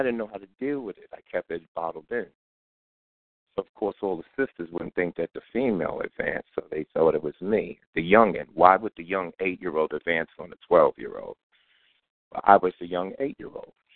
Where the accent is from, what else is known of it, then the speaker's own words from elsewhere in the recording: New York City, New York, United States; I'm from Crown Heights, East New York, Flatbush, in Brooklyn, New York. All right, that's where I grew up at.